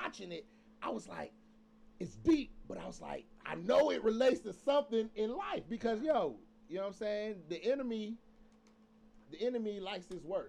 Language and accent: English; Atlanta, Georgia, United States; I'm from Atlanta